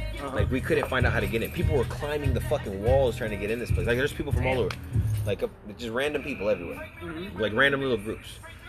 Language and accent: English; Fort Worth, Texas, United States; I'm from Fort Worth, Texas.